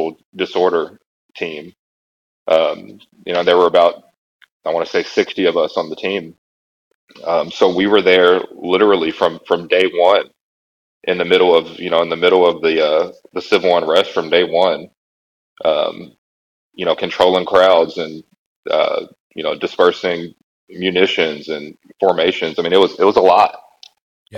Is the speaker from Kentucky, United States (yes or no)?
yes; Louisville, Kentucky, United States; I was raised in what's referred to as the West End of Louisville